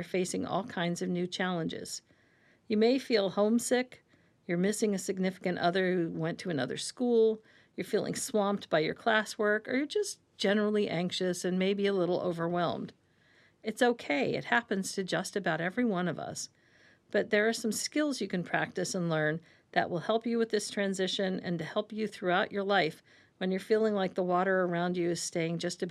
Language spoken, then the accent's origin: English; Ohio, United States; I grew up in Ohio